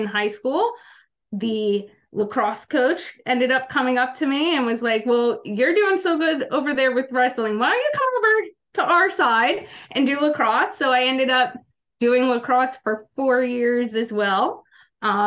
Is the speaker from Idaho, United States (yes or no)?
no; New Jersey, United States; also born or lived in Little Rock, Arkansas; I'm from Little Rock, Arkansas, but I grew up in South Jersey